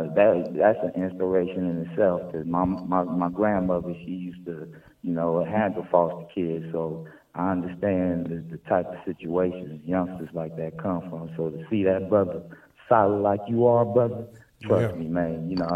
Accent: San Francisco, California, United States; Oh, man, I'm from San Francisco, man.

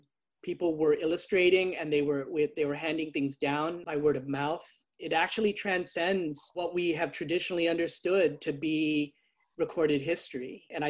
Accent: United States; both for my own identity as a Filipino American

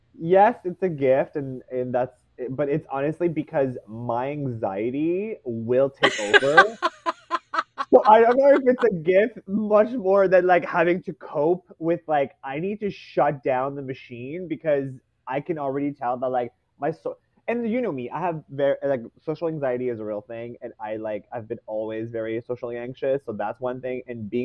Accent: Canada; I am one person from Canada.

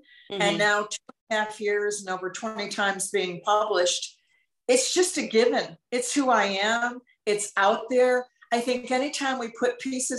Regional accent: Northeast, United States; moved away as an adult; I'm from the Northeast originally, and I've been a city girl, and I've lived very urban

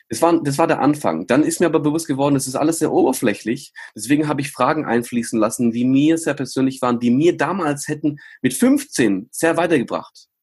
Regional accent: Germany; Ich bin in Deutschland geboren worden

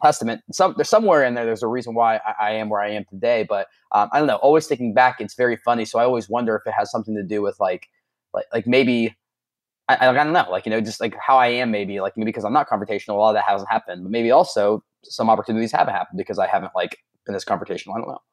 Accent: Southern Ohio, United States; also born or lived in Florida; I was born in Southern Ohio

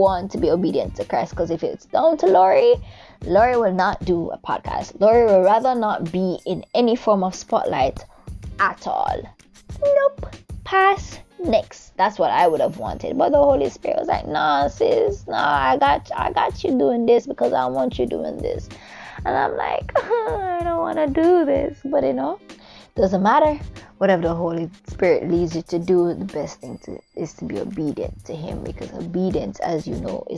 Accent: Jamaica; now in Japan; I am Jamaican. I am a Jamaican currently living in a beautiful set of islands called Japan

